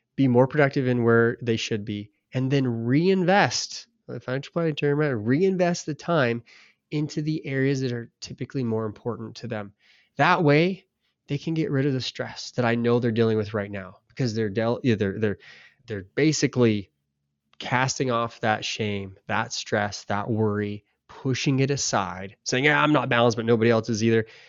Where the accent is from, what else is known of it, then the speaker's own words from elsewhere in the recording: United States; we're American.